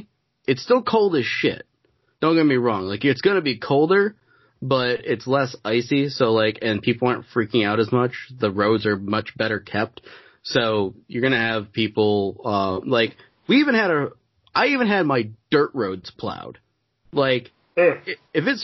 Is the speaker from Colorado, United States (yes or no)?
no; Northern New York, United States; moved away; I'm from Northern New York, where there's fucking nothing.